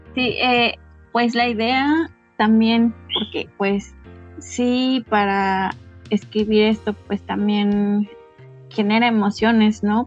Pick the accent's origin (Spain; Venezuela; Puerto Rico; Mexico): Mexico; Citlala, Guerrero; first language Nahuatl; Spanish is a second language; now in Xochistlahuaca, Mexico; nos mudamos nuevamente para, para mi pueblo, Citlala, y allá pues vamos a seguir este, trabajando el chocolate